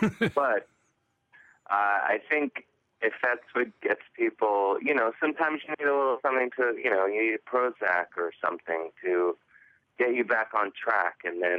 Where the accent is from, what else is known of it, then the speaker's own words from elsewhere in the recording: Cleveland, Ohio, United States; growing up in Cleveland